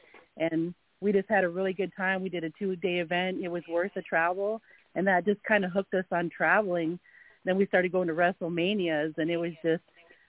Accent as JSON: {"language": "English", "region": "Alaska", "country": "United States", "tie": "born or raised there", "said": "I'm born and raised in Alaska. I lived out of state a little bit"}